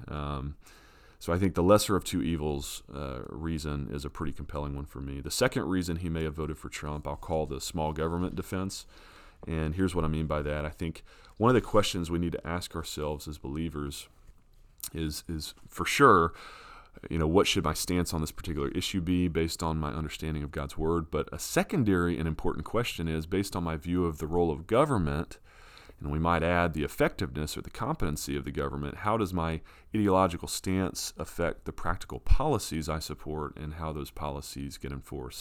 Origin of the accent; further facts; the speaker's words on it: United States; as an American who votes